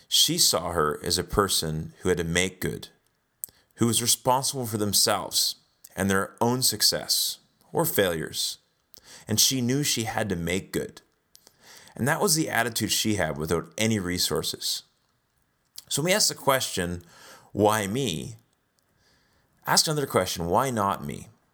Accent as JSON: {"language": "English", "country": "Canada", "also_born_or_lived": "South Africa", "said": "We're Canadian, but we lived there for a few years."}